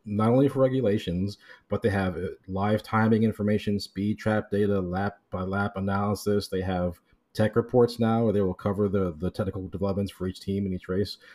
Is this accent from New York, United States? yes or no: no; Miami, Florida, United States; moved away; I'm from Miami originally